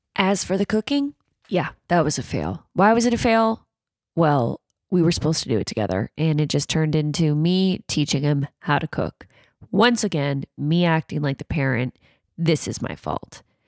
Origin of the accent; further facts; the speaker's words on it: Canada; I say pasta 'cause I'm Canadian